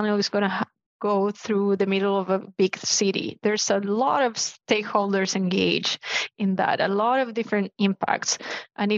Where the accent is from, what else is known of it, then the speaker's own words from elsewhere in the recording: Chile; I'm from Chile.